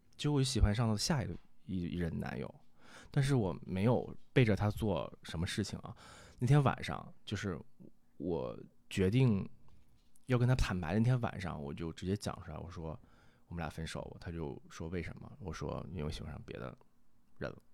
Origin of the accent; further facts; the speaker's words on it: Northeast China, China; 我们东北话讲